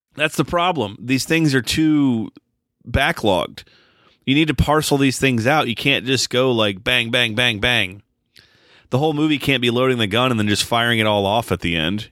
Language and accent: English; United States; watching this as an American